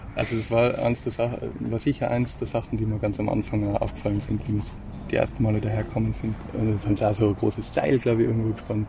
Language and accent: German; Tyrol, Austria; moved away; als Tiroler, der da erst seit ein paar Jahren herkommt